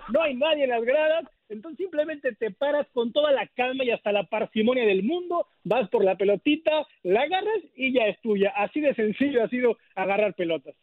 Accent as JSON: {"language": "Spanish", "country": "Mexico", "moved": "yes", "lives_now": "Arlington, United States", "said": "me, incluyo como mexicano"}